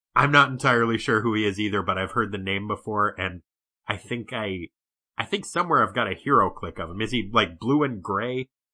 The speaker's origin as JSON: {"language": "English", "region": "New Hampshire", "country": "United States", "tie": "born or raised there", "said": "I grew up in New Hampshire"}